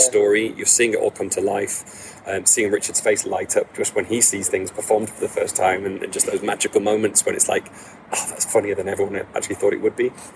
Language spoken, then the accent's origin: English; Bolton, North West England, United Kingdom; I was born and raised in Bolton. Um, I'm, a Bol- I'm a Boltonian